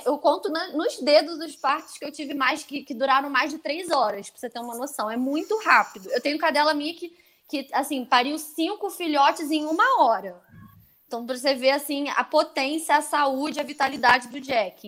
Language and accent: Portuguese; Brazil; nós brasileiros